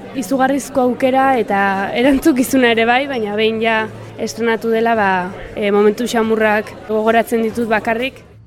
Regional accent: Oion, Basque Country, Spain; nire herria dago logroinotik oso gertu

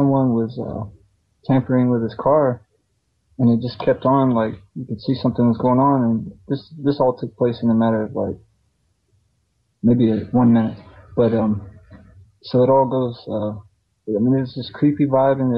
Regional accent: the South, United States; I'm from the South

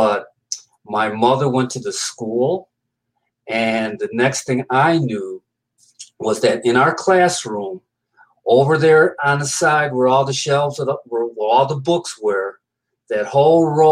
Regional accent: Binghamton, New York, United States; Binghamton, New York. That's my hometown.

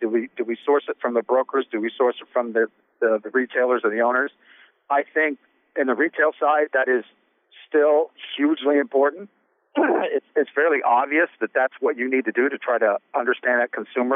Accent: Midwest, United States; now in New York, United States; I'm from the Midwest

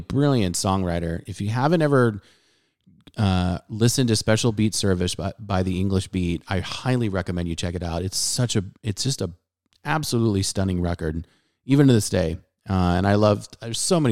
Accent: Southern California, United States; now in Dallas-Fort Worth, United States; growing up in Southern California

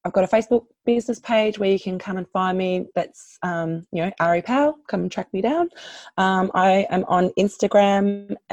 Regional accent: Australia; I'm an Australian

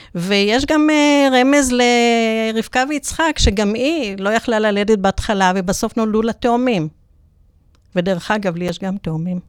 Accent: Netanya, Central District, Israel; נולדתי בנתניה

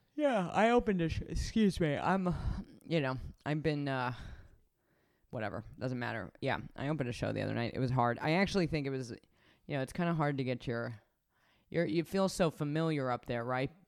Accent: Reno, Nevada, United States; I grew up in Reno. I love Reno.

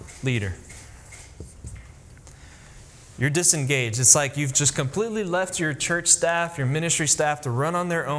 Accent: Miami, Florida, United States; born or raised there; moved away as an adult; also born or lived in Tennessee; now in Hendersonville, United States

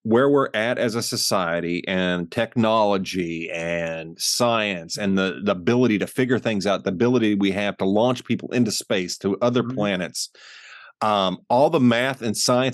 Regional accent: United States; growing up in the American school systems

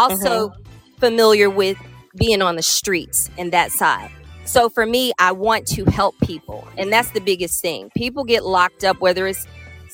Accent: Cincinnati, Ohio, United States; I am from Cincinnati, Ohio, and live right by the bridge. You know, born in Avondale, for those who know where that is

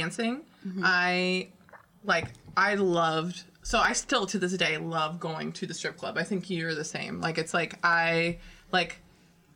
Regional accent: Houston, Texas, United States; moved away as an adult; I am a transplant from Houston, Texas

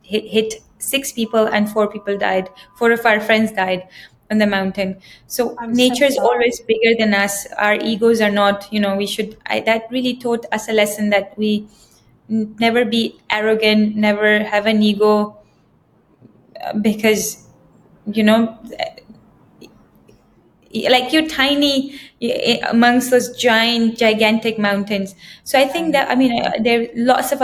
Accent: Pakistan; now in Dubai, United Arab Emirates; I think we are from Pakistan

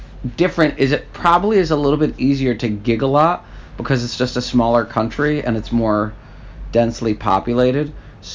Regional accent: United States; as an American

